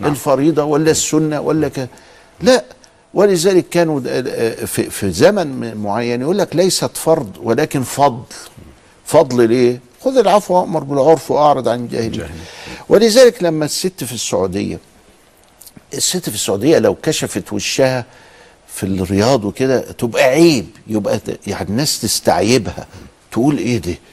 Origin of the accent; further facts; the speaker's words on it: Egypt; إحنا عندنا في مصر هنا